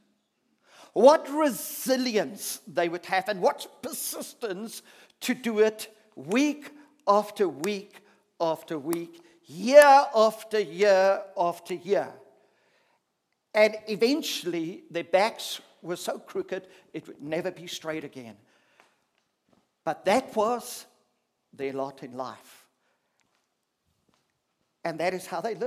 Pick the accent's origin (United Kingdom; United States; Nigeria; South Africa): South Africa; as a South African person